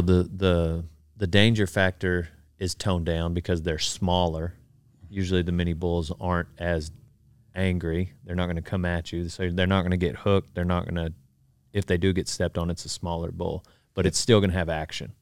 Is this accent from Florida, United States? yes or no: no; Memphis, Texas, United States; I grew up in Memphis, Texas.